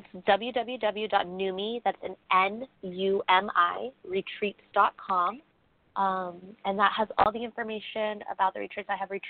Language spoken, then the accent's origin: English; Bali, Indonesia; also born or lived in United States; Because I grew up there. So while I am American born, my family moved over there when I was young. So I grew up there. So I've got a lot of connections to Bali